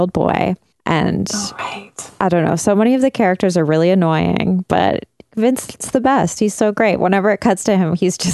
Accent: Burnaby, British Columbia, Canada; where I grew up in Burnaby

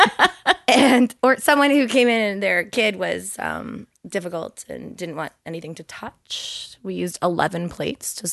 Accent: Toronto, Ontario, Canada; I'm from Toronto.

